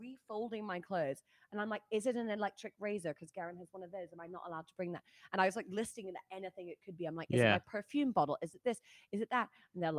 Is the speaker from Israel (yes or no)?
no; Australia; I'm Australian.